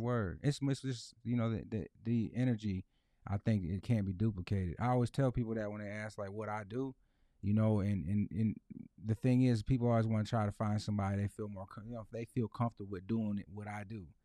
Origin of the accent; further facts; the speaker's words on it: Lansing, Michigan, United States; born and raised in Lansing